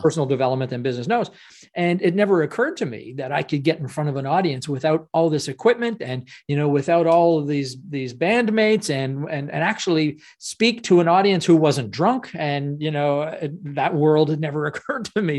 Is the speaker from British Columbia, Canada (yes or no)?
no; Ottawa, Ontario, Canada; I'm from Ottawa, Canada